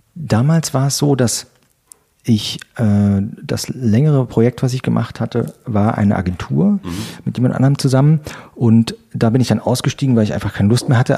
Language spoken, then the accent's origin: German; near Trier, Rhineland-Palatinate, Germany; moved away as an adult; also born or lived in Stolberg, North Rhine-Westphalia; now in Berlin, Germany; Aus der Nähe von äh, Trier an der mhm. Mosel. Mhm. Geboren bin ich in Stolberg